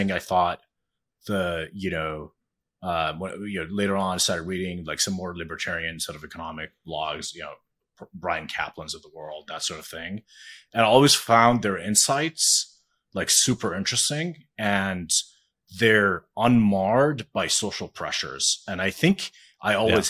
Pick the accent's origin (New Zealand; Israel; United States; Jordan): Jordan; I am Jordanian. So I grew up in Jordan.